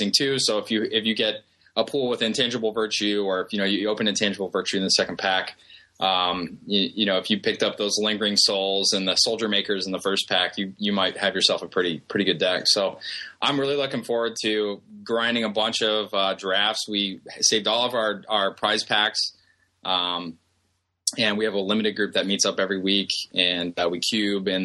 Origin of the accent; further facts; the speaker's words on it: Columbus, Ohio, United States; I work with a company from my hometown. I'm from Columbus, Ohio